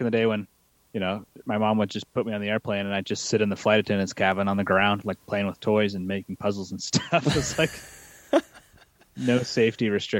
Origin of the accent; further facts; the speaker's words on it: Boston, Massachusetts, United States; born there; also born or lived in Orlando, Florida / Washington, D.C. / Pennsylvania / Los Angeles; But I lived all over, man. I was born in Boston, and then I did Orlando, Florida, Washington, D.C., Pennsylvania, Los Angeles, Jackson Hole, Wyoming, Salt Lake City, San Francisco, back to Salt Lake City.